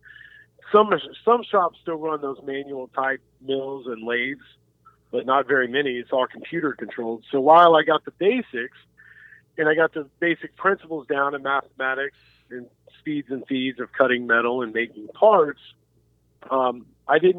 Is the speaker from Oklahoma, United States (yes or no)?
yes; Jinx, Oklahoma, United States; I was raised in Jinx